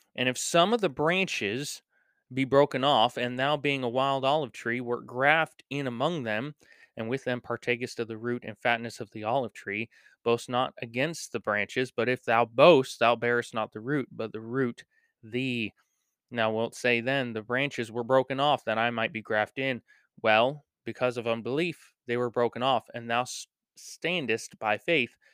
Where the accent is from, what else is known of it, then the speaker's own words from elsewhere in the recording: United States; we as American Christians